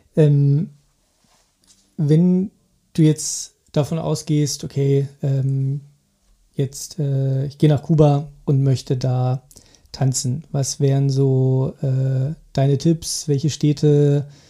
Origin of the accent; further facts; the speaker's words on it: Germany; bei uns in Deutschland